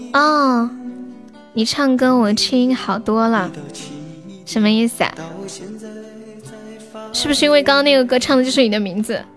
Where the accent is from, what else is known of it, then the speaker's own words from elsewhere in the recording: Xi'an, Shaanxi, China; 你是西安的呀？我也是西安的。